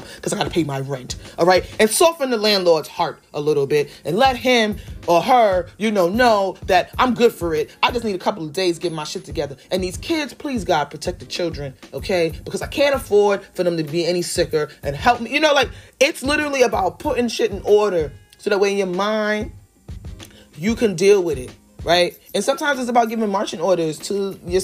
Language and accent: English; United States; as an American